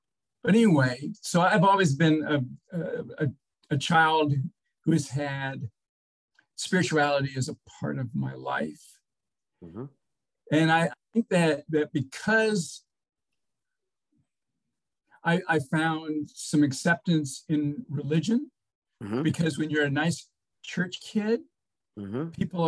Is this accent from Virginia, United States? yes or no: yes; Portsmouth, Virginia, United States; born there; In fact, I was born in Portsmouth Naval Hospital, not too far from here.